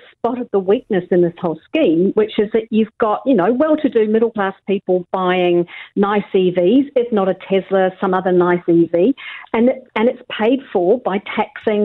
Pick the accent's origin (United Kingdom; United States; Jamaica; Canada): United Kingdom; England; now in New Zealand; grew up in England